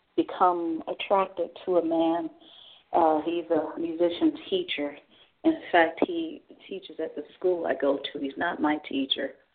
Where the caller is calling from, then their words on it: Cleveland, Ohio, United States; I'm calling from Cleveland, Ohio.